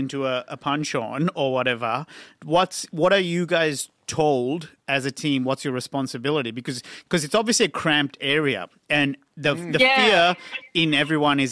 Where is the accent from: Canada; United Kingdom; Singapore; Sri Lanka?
Sri Lanka; moved away; Growing up in Sri Lanka, my dad worked overseas